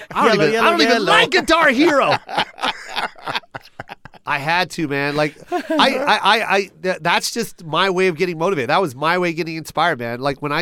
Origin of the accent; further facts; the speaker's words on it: Las Vegas, Nevada, United States; now in Los Angeles, United States; Hey, bro, I just moved to Las Vegas, to LA. I'm from Vegas.